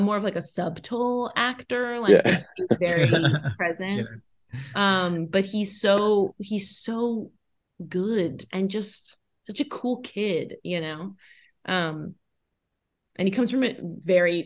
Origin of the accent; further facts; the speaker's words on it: New York City, New York, United States; I grew up born and raised in New York City, Manhattan